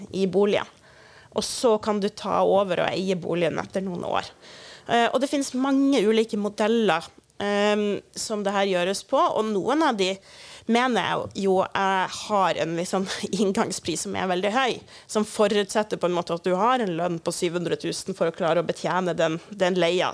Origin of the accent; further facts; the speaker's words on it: Kirkenes, Finnmark, Norway; i Kirkenes, der jeg kommer ifra